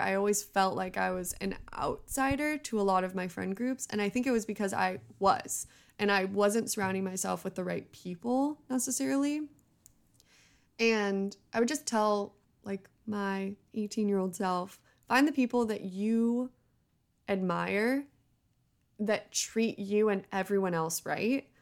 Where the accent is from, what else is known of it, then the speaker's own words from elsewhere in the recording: Bay Area, California, United States; also born or lived in Los Angeles; I grew up in the Bay Area